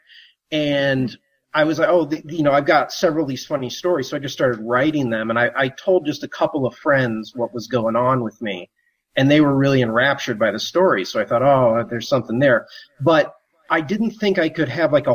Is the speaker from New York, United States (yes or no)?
no; St. Louis, Missouri, United States; I'm from the Midwest originally, from St. Louis, Missouri